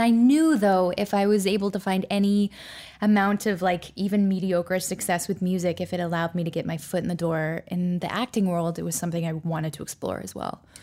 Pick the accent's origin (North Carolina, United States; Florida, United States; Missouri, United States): Florida, United States; Orlando; also born or lived in Nashua, New Hampshire; I was born in Nashua, New Hampshire, but I moved to Orlando, Florida, where both my parents are from, when I was about six weeks old